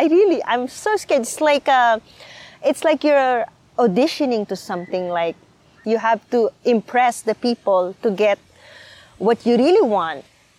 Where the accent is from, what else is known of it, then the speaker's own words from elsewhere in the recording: Philippines; English is a second language; So for me, as a Filipino, this is what I answer to them.